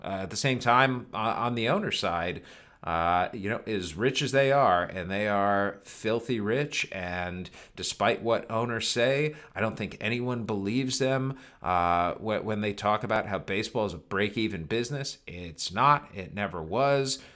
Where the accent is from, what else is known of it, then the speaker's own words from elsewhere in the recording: Cleveland, Ohio, United States; moved away; I grew up in Cleveland